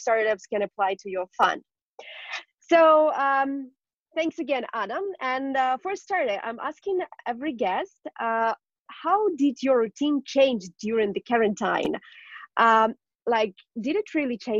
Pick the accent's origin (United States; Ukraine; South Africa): Ukraine; I'm from Ukraine